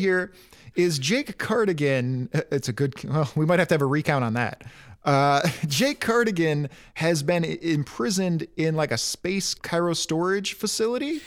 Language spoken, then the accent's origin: English; Detroit, Michigan, United States; growing up in Detroit